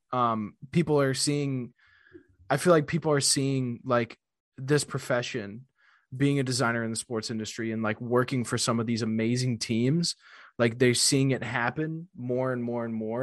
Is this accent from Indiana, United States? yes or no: no; Wisconsin, United States; I'm from Wisconsin